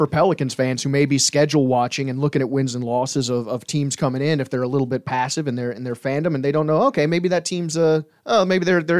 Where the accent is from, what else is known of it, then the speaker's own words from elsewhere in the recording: Tarrant, Alabama, United States; Imagine me coming from Tarrant, Alabama.